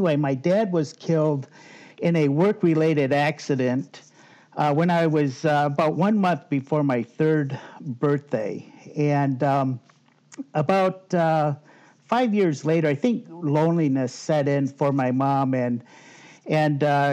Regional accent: Muskegon, Michigan, United States; also born or lived in Grand Haven, Michigan; I was born in Muskegon, Michigan, believe it or not, 60 years ago

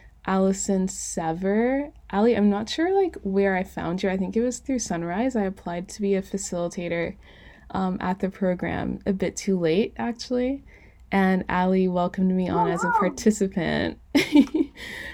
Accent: U.S. Virgin Islands; I grew up like in St. Croix, a really small island.

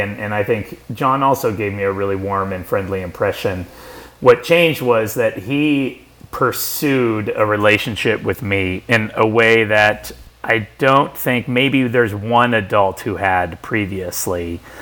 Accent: San Francisco Bay Area, California, United States; I grew up here in the San Francisco Bay Area

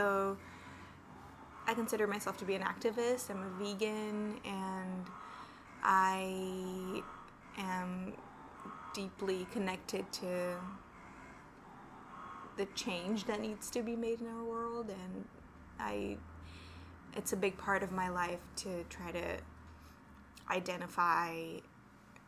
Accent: Brazil; moved away as an adult; now in New York, United States; I'm a New Yorker, but I'm originally from Brazil.

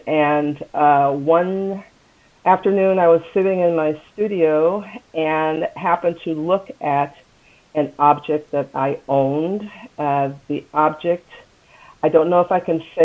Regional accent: United States; I am African American

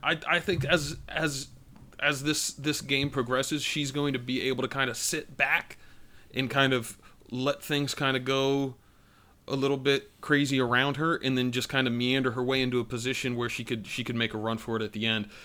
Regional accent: United States; moved away; currently residing in Bethesda, Maryland, back near my hometown

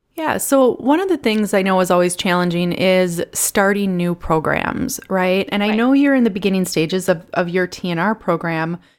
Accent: Milwaukee, Wisconsin, United States; I'm from Milwaukee

